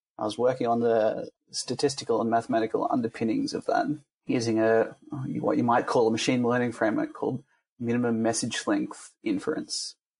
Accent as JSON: {"language": "English", "town": "Melbourne", "region": "Victoria", "country": "Australia", "also_born_or_lived": "Netherlands", "moved": "as an adult", "lives_now": "Belgium", "said": "might hear from my accent that I started in Australia. I'm from Melbourne, you could say. Not really from Melbourne, but I've lived there most of my life, so we'll say I'm from Melbourne in Victoria."}